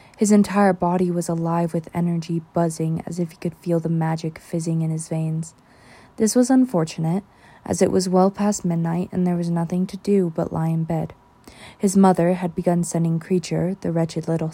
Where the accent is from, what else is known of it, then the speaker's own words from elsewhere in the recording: United States; I am American